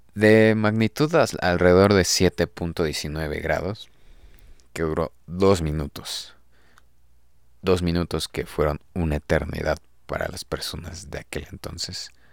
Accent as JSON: {"language": "Spanish", "region": "Mexico City", "country": "Mexico", "said": "los que somos de aquí de la Ciudad de México zonas cercanas"}